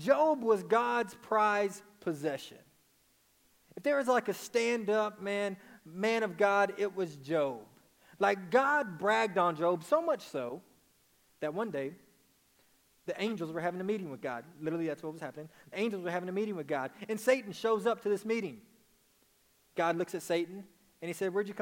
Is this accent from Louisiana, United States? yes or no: no; Dallas, Texas, United States; I'm from Dallas, Texas. So when I say naked, it's